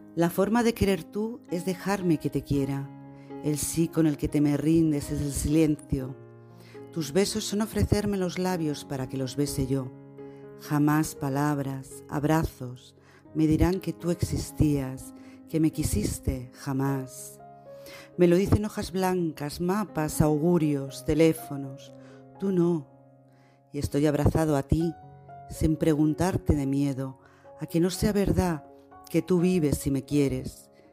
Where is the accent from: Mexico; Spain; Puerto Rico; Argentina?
Spain; Barcelona, Catalonia; desde Barcelona, España